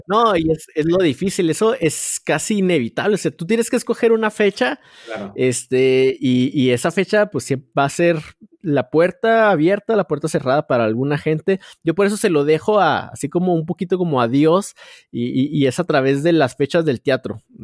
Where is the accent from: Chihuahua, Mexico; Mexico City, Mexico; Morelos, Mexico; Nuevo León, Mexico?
Chihuahua, Mexico; yo soy de aquí de, Chihuahua